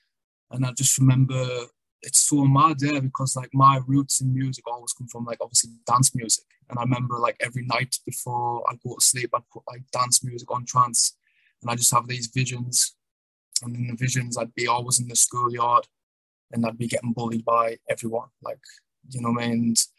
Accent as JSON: {"language": "English", "region": "the north of England", "country": "United Kingdom", "tie": "born or raised there", "also_born_or_lived": "London", "said": "I was born in London. My mother was from London. My dad was from the north of England."}